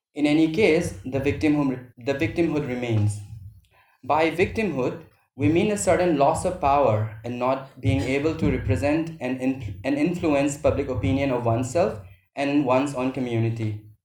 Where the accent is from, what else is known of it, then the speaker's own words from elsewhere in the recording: Manipur, India; moved away as an adult; when we came out from Manipur for studies and later on for other self determination, like jobs